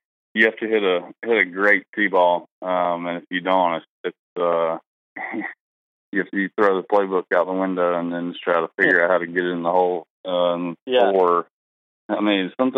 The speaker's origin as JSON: {"language": "English", "town": "Tuscaloosa", "region": "Alabama", "country": "United States", "tie": "born or raised there", "said": "I grew up playing in Tuscaloosa, Alabama, Indian Hills Country Club"}